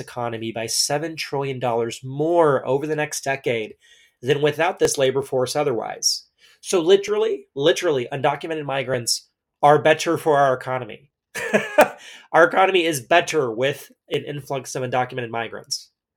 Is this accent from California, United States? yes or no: no; Texas, United States; I grew up in Texas, as did generations of my family before me